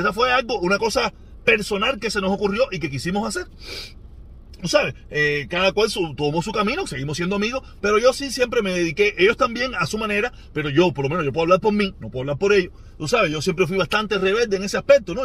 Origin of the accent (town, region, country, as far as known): Cuba